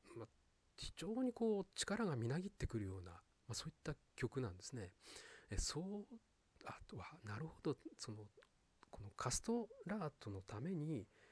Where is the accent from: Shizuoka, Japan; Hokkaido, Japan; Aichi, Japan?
Hokkaido, Japan; Sapporo; moved away; 私はですね北海道札幌出身